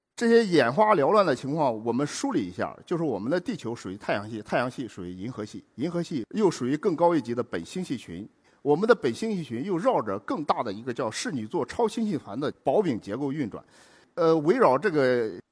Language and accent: Chinese; China; 我们中国人等待这一刻已经等得太长太久